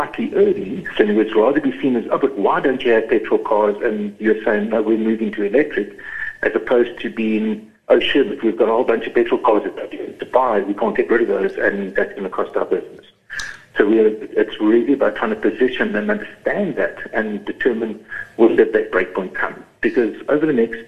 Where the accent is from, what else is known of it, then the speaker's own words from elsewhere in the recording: East London, Eastern Cape, South Africa; moved away; I grew up in East London, in the Cambridge area